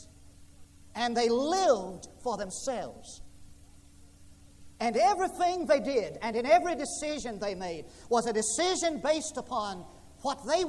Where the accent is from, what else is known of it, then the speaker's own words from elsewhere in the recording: West Texas, United States; moved away; I grew up in West Texas, and there was just one tree